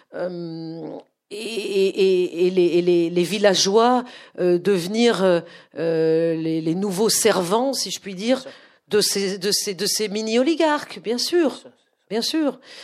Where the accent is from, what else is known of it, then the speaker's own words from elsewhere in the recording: France; also born or lived in Moscow, Russia; je suis française, que je suis le pur produit de la société française